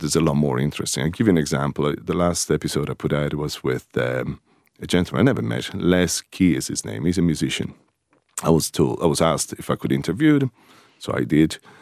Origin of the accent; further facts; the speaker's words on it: Rome, Lazio, Italy; moved away as an adult; now in Greystones, Ireland; I'm originally from Rome, and just outside the city of Rome on the, the seaside, a place called Ostia.